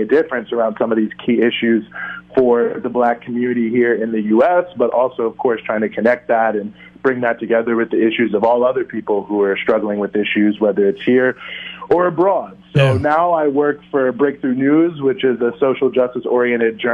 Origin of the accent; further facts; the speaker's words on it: Charlottesville, Virginia, United States; moved away as an adult; also born or lived in Washington, D.C.; now in New York, United States; I'm originally from Virginia, Charlottesville, Virginia, yes, the infamous Charlottesville of the 2017 events, where I grew up